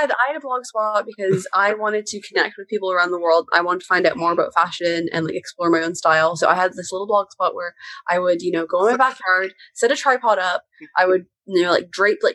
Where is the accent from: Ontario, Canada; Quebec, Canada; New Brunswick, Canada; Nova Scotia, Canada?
Ontario, Canada; Markham; moved away as an adult; now in London, United Kingdom; I grew up in Markham. I lived there my entire life. It's this very suburban town outside of Toronto, very Canadian.